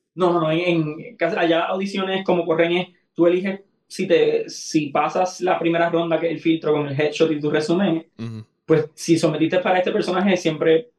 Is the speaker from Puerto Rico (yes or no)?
yes; Aguada, Puerto Rico; mi pueblo en Aguada, que mis familiares